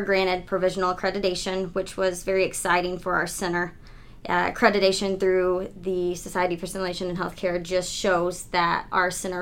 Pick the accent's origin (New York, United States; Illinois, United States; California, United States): Illinois, United States; Southern; moved away as an adult; also born or lived in Bradenton, Florida; now in Michigan, United States; I was born in Southern Illinois and grew up there